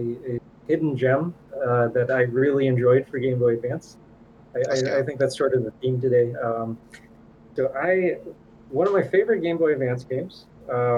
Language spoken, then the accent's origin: English; Thailand; moved away; when I was like a little kid in Thailand